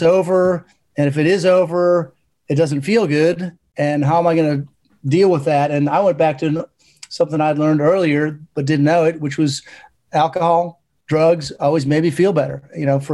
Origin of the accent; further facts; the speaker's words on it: Chicago, Illinois, United States; Chicago, my hometown